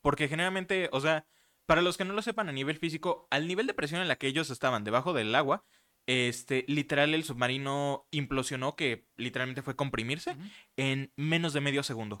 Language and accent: Spanish; Mexico; nosotros como mexicanos